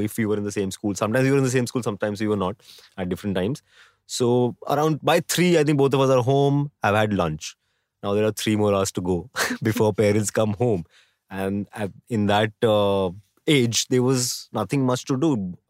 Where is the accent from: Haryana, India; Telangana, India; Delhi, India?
Delhi, India; I was born in Delhi